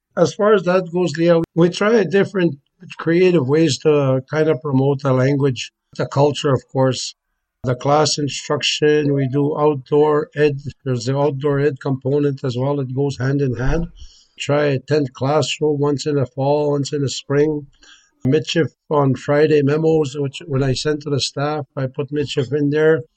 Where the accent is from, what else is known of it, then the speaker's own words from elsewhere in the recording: Île-à-la-Crosse, Saskatchewan, Canada; I'm from Isle of Cross. I grew up here